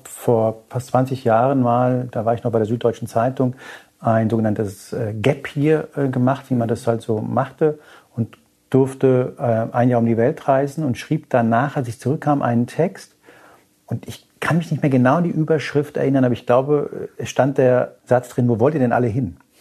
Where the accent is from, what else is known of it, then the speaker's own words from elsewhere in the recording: Hanau, Hesse, Germany; ich bin in der Nähe von Frankfurt aufgewachsen, in Hanau